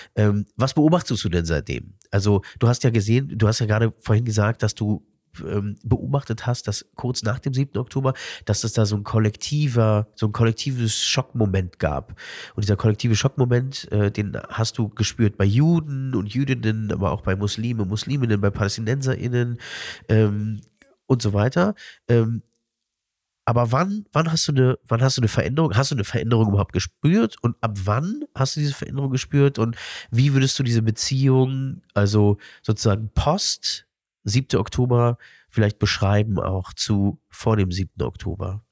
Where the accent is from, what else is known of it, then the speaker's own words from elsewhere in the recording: Berlin, Germany; weil ich dort als ähm, Berliner Jude nicht nur meine Brit Milah gemacht habe